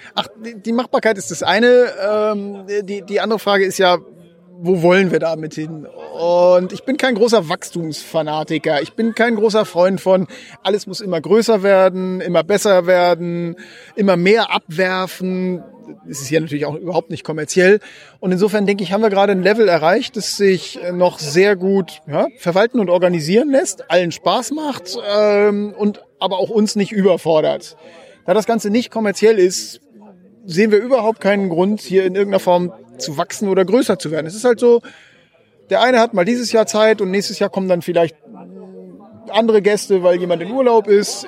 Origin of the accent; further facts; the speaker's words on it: Northern Germany, Germany; wir sind ja Norddeutsche